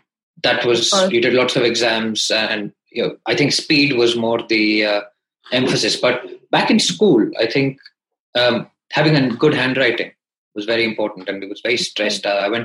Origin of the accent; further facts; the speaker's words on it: India; also born or lived in Calcutta / Hyderabad / Delhi; So I grew up in India. I studied in Calcutta for 6 years.